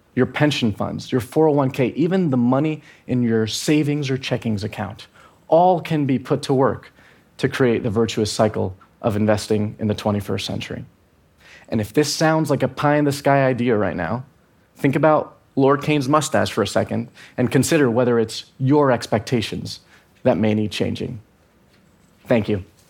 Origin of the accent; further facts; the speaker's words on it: Venezuela; I'm from Venezuela